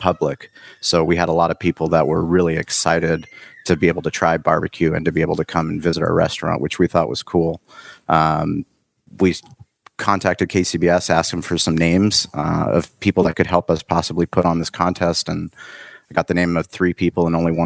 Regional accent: San Diego, California, United States; I'm from San Diego. I grew up out there

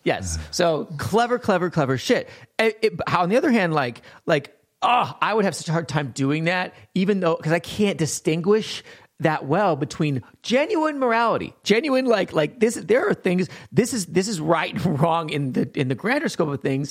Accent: Montana, United States; I grew up in Montana. I grew up sheltered.

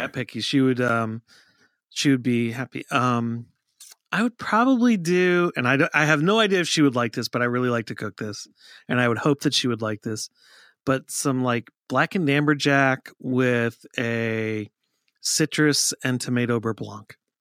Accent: Minnesota, United States; moved away; I grew up in Minnesota

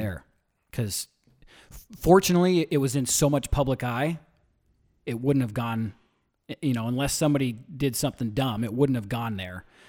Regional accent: St. George, Utah, United States; moved away; Originally, I'm from a small town, Saint George, Utah. was small when I grew up

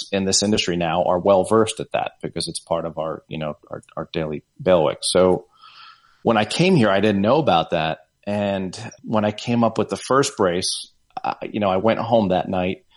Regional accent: New Jersey, United States; I grew up in New Jersey

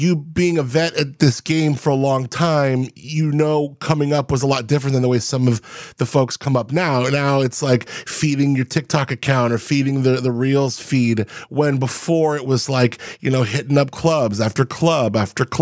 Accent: Agoura Hills, California, United States; moved away; I grew up in Agora

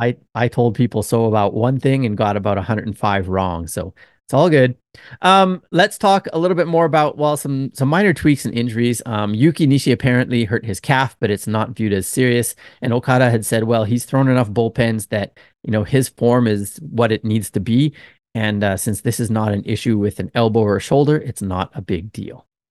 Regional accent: Canada; also born or lived in Okinawa, Japan; now in Japan; I'm a Canadian

